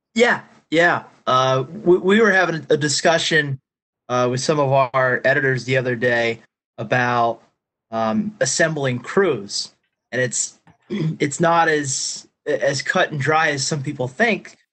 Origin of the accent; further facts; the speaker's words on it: Pennsylvania, United States; I'm from Pennsylvania